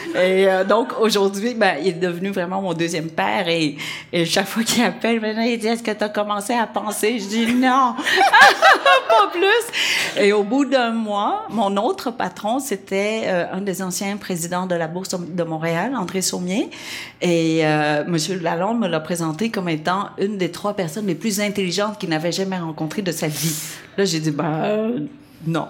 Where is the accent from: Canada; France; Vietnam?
Vietnam; accent: Vietnamese; French is a second language; moved away; mon français est encore très, ouais, très lourd d'accent euh, vietnamien